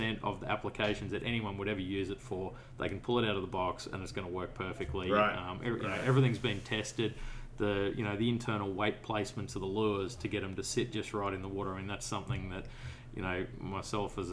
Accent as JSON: {"language": "English", "town": "Brisbane", "region": "Queensland", "country": "Australia", "said": "I'm from Brisbane, which is middle of the east coast there."}